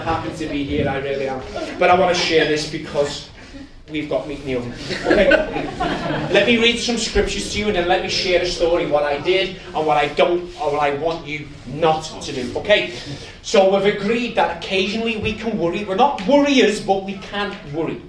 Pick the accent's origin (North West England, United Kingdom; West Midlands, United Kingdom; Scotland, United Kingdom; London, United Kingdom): North West England, United Kingdom; Liverpool; I'm from Liverpool